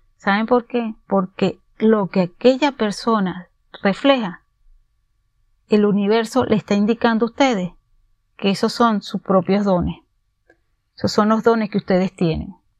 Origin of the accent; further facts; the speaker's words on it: Venezuela; moved away; en mi país, Venezuela, fui abogada